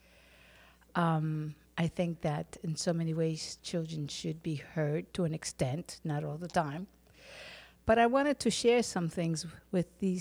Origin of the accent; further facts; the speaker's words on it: New York City, New York, United States; I was born here in New York City